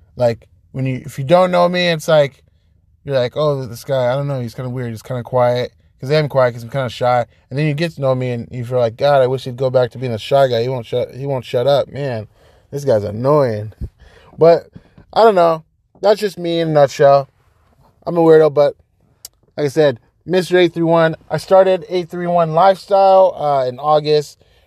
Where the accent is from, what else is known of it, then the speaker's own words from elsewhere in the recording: Folsom, California, United States; moved away as an adult; now in Monterey, United States; I am originally from Sacramento, California. That's nine one six, baby, from Folsom. Folsom is the suburbs within, um, Sacramento. Grew up there